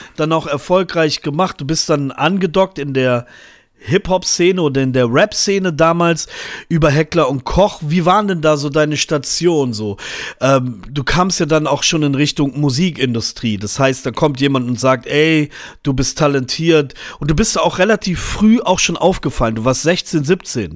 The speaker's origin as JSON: {"language": "German", "town": "Braunschweig", "region": "Lower Saxony", "country": "Germany", "tie": "born or raised there", "said": "in Niedersachsen, da wo ich aufgewachsen bin"}